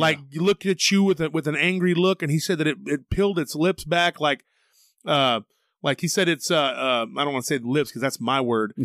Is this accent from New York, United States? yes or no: no; Taylor, Texas, United States; now in Austin, United States; my hometown of Taylor, Texas was, near the San Gabriel River